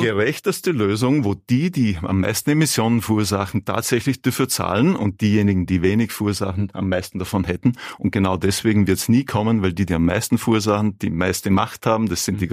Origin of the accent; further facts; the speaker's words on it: South Tyrol, Trentino-Alto Adige, Italy; Ich bin aus Südtirol.